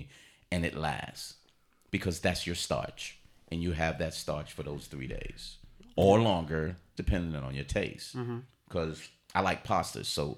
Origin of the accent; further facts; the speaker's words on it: New York, United States; So kosher. I'm from New York. Kosher hot dogs.